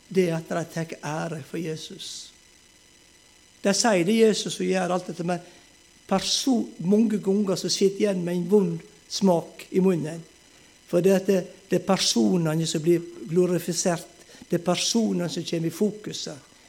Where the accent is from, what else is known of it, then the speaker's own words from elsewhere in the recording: Moltu, Møre og Romsdal, Norway; moved away; also born or lived in Ulsteinvik; til Moltu, til heimbygda mi